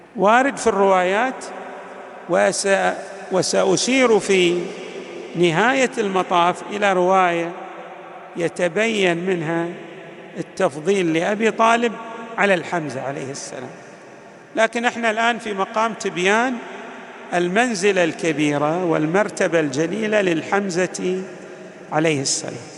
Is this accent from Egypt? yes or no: no; Al-Ahsa, Eastern Province, Saudi Arabia; عندنا في الأحساء